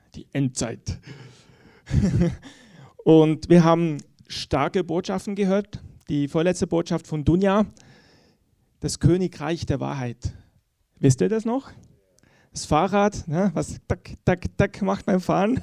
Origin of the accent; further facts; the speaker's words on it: Switzerland; ich sage das als Schweizer. Ähm, wir sind ja in der Schweiz geübt in der Neutralität.